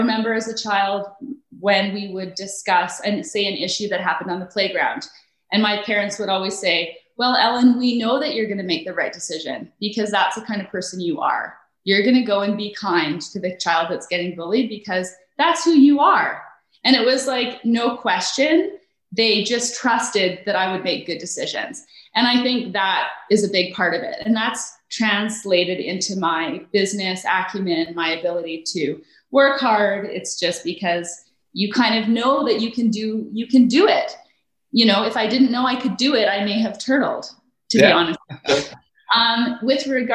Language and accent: English; Calgary, Alberta, Canada; also born or lived in Nova Scotia; we grew up in Sunnyside